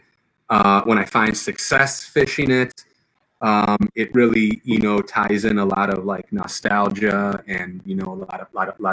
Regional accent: Chicago, Illinois, United States; I'm from Chicago. I'm from Illinois.

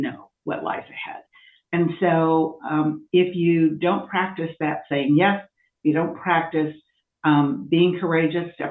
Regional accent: Iowa, United States; I was raised in a state, Iowa, that has a limited number of Black people.

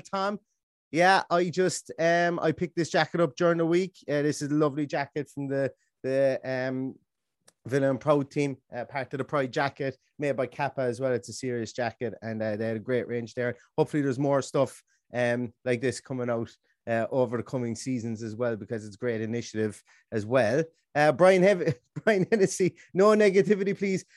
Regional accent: Ballingarry, Munster, Ireland; the metro- metropolis of Ballingarry, my hometown in Limerick

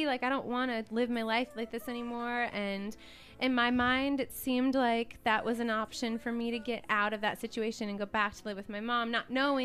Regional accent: Wisconsin, United States; growing up in Wisconsin

